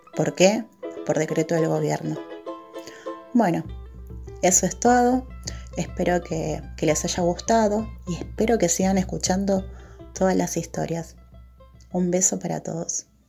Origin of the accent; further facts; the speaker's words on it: Argentina; Yo soy de Argentina, pero tengo descendencia boliviana.